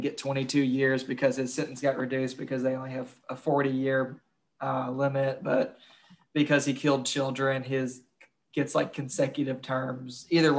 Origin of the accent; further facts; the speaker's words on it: Kentucky, United States; I'm from Kentucky.